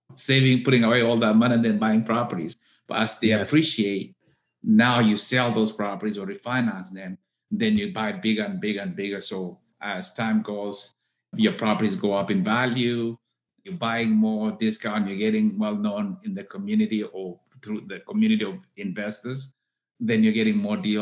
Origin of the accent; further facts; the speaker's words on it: Kenya; moved away as an adult; now in Texas, United States; I was born in Kenya. I came to the U.S. to go to college here in Texas.